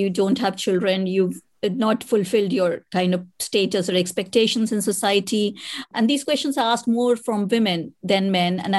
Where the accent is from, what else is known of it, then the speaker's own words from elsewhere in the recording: India; moved away as an adult; now in United Kingdom; I was born in India and I am a mother